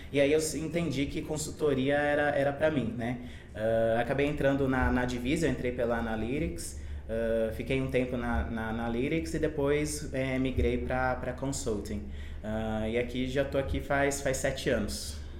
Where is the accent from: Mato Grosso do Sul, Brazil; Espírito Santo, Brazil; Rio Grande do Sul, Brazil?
Mato Grosso do Sul, Brazil; Campo Grande; eu nasci em Campo Grande, em Mato Grosso do Sul